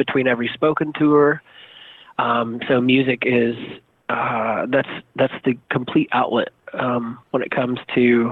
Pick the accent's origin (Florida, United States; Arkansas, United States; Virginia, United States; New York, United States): Arkansas, United States; Lowell; originally from the Lowell area, in between Rogers and Springdale